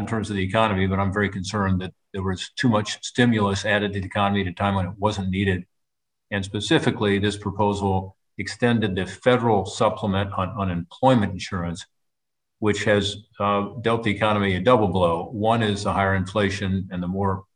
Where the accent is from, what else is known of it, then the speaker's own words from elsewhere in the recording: Ohio, United States; Ohio, my home state